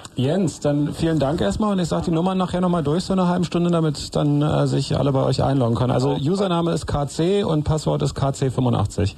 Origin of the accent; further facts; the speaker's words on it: West Germany, Germany; bei uns im Westen